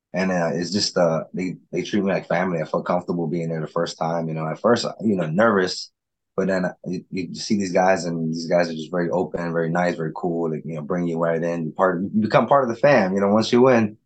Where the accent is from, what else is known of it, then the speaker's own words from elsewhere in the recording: New York City, New York, United States; also born or lived in Florida; now in Las Vegas, United States; That's Brooklyn guys. It's New York. That's like me. I'm from Brooklyn, New York.